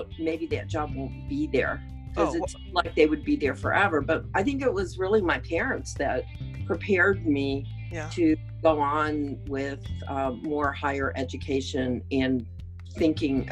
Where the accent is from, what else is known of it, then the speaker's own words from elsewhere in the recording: Detroit, Michigan, United States; moved away as an adult; now in Washington, D.C., United States; I was born in the city of Detroit. I grew up there.